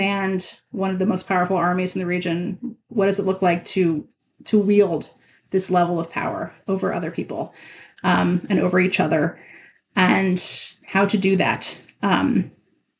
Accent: United States; I'm an American

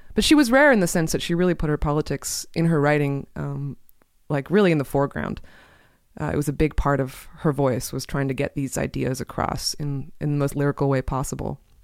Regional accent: Portland, Oregon, United States; Portland, which is where I grew up

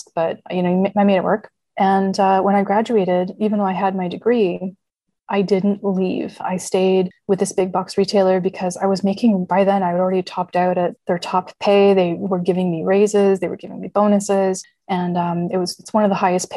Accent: Canada; growing up in Canada

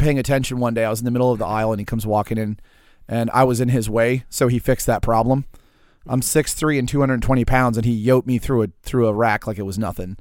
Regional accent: New Orleans, Louisiana, United States; also born or lived in Pearl River, Louisiana; I mostly grew up in New Orleans, but I started out in Pearl River, Louisiana

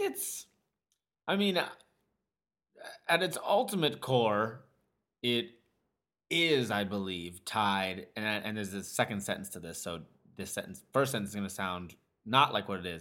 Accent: United States; as an American male

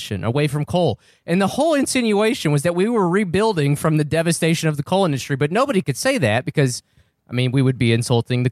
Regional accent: New Mexico, United States; also born or lived in eastern Kentucky; now in Kentucky, United States; I'm originally from New Mexico, where we get about 6 or 7 inches of rain a year.

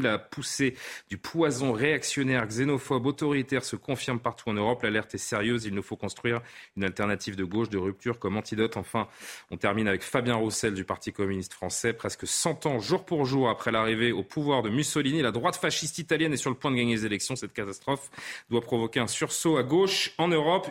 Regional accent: France; chez nous en France

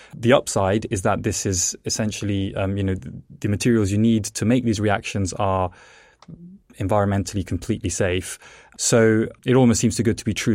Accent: England, United Kingdom; also born or lived in Italy; the reason I, as a child, moved to England is because my parents were actually plasmaphysicists and they worked for Jet

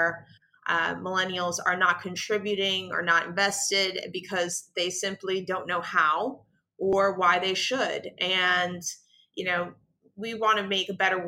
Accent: New York City, New York, United States; I am from the South Bronx, and South Bronx is one of the most impoverished neighborhoods in the United States. Certainly when I was growing up there

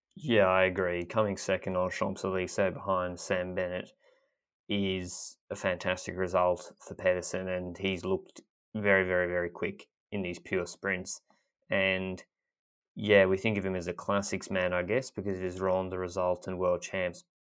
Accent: Australia; I'm coming at this as an Australian who didn't really grow up watching cycling the same way that maybe people in Europe did

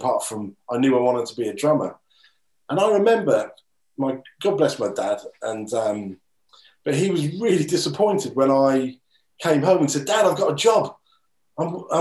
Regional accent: Norwich, East of England, United Kingdom; Norwich, which is my, you know, my hometown, Norwich and Norfolk

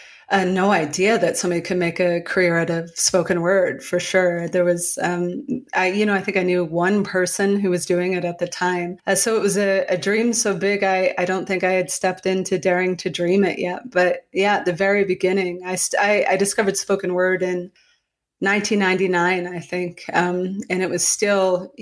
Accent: Calais, Maine, United States; I grew up in Calais, Maine, spelled like the Calais in France, but said like the thing on the bottom of your foot

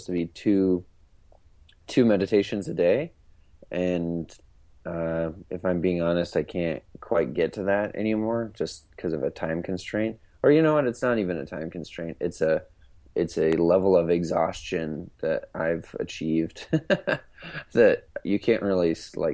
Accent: Cheyenne, Wyoming, United States; now in Los Angeles, United States; I was born and raised in Wyoming

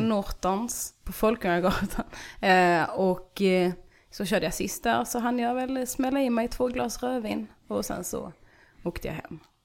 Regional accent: Ballingslöv, Skåne, Sweden; jag växte upp i Ballingslöv

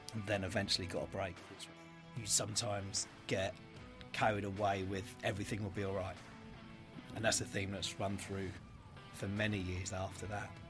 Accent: Brighton, South East England, United Kingdom; I grew up in Dixon Rise, Brighton.

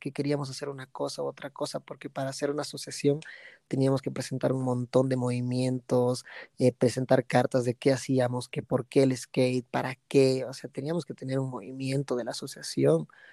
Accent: Bolivia; also born or lived in United States / Santa Cruz; no piensan que soy boliviano

